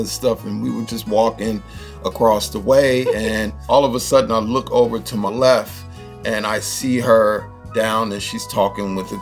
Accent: San Francisco, California, United States; I was born and raised in San Francisco and born in Hunters Point.

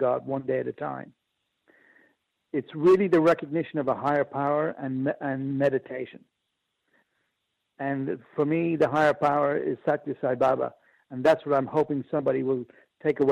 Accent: Ireland; moved away; also born or lived in Japan; I'm Irish.

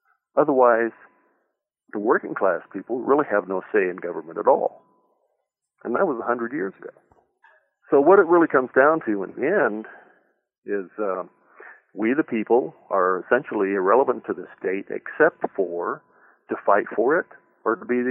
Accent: Northern California, United States; I grew up in California, in the Northern California, that is.

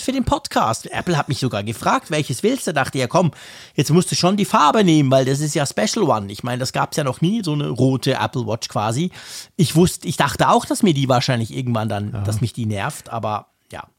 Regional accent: Switzerland; als Schweizer

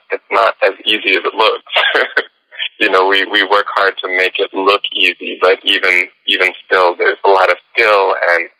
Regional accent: Tampa, Florida, United States; I did this community project called the Chocolate Nutcracker in my city in Florida. I'm from the Tampa Bay area

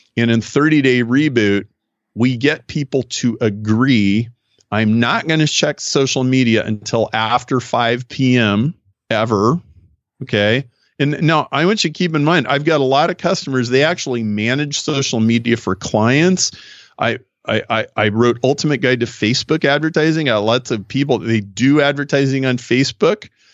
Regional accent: Nebraska, United States; now in Chicago, United States; I grew up in Nebraska. I live in Chicago, so I'm a very Midwestern guy

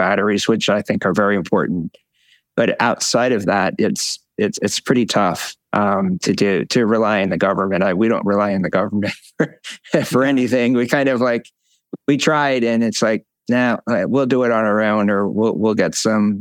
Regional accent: Syracuse, New York, United States; I grew up in Syracuse, and my dad worked for GE

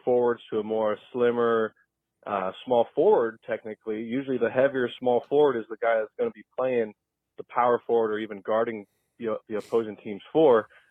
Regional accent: Lake County, Illinois, United States; now in Milwaukee, United States; I'm from Lake County originally

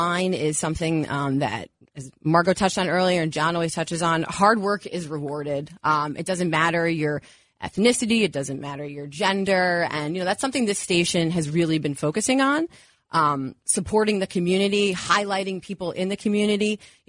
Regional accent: Westchester, New York, United States; also born or lived in Cleveland; I grew up in Westchester

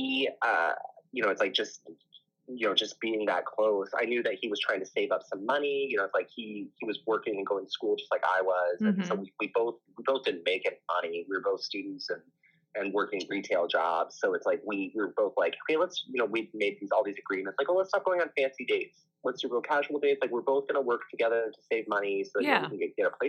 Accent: Las Vegas, Nevada, United States; I'm from Vegas.

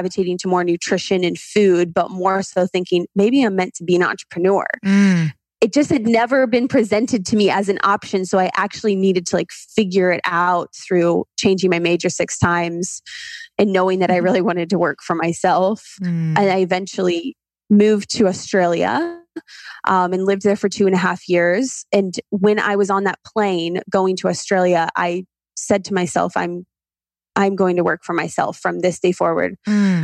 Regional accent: Ohio, United States; I am originally from Ohio

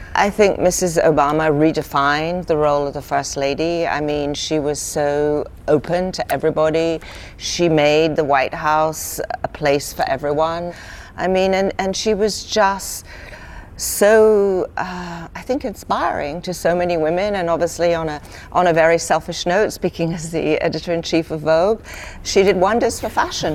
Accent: United Kingdom; moved away; when I was a young girl growing up in Britain

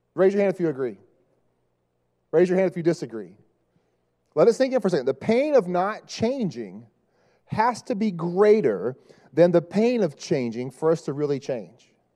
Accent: Dallas, Texas, United States; moved away; I'm from Dallas

